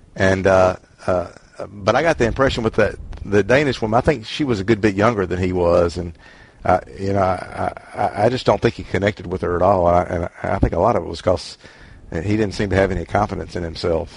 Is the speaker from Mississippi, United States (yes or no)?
yes; Mississippi, United States; I'm from Mississippi